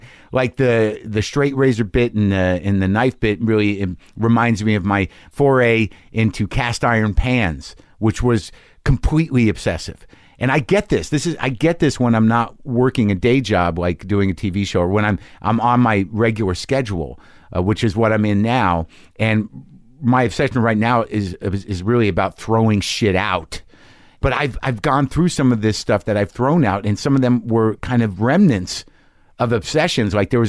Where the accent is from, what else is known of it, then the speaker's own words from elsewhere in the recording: Albuquerque, New Mexico, United States; I'm from Albuquerque. It all felt familiar to me.